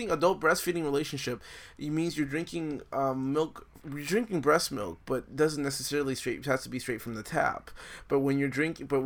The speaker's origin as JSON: {"language": "English", "country": "Nicaragua", "tie": "born there", "said": "I was born in Nicaragua and stuff"}